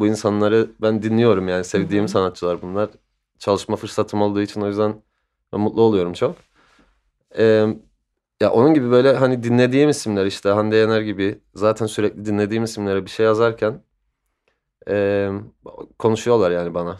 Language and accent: Turkish; Cyprus; moved away as an adult; also born or lived in London, United Kingdom; Kıbrıs'ta büyüdüm.